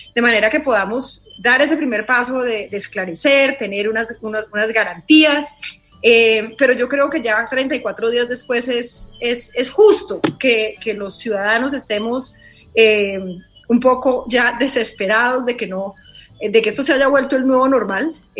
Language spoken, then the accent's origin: Spanish; Cali, Valle del Cauca, Colombia; como caleña